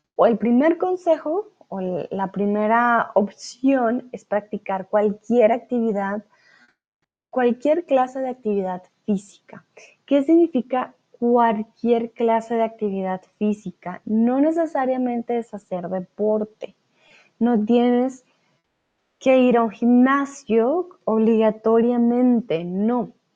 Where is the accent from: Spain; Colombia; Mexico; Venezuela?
Colombia; now in Germany; Soy de Colombia, pero ahora estoy de vuelta aquí en Alemania